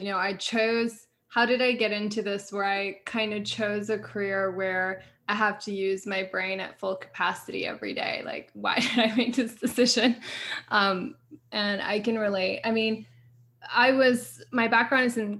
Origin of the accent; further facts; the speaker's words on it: Montreal, Quebec, Canada; now in United States; I grew up in Montreal. I live in the States.